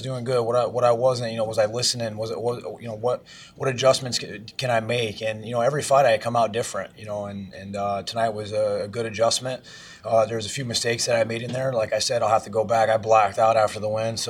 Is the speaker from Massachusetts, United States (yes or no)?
no; Iowa, United States; moved away; I'm from Iowa originally